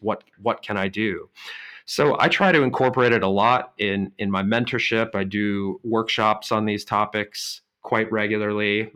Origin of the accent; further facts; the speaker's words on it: Boulder, Colorado, United States; moved away as an adult; now in Germany; my hometown of Boulder, Colorado